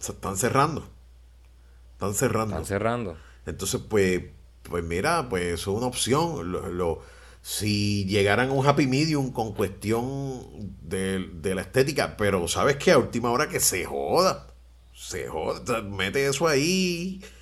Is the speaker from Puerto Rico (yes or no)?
yes; Puerto Rico; oye, a Puerto Rico no se le puede sacar más nada, porque no se puede perder de perspectiva de que somos una isla pequeña, no tenemos muchos recursos para vender, para exportar.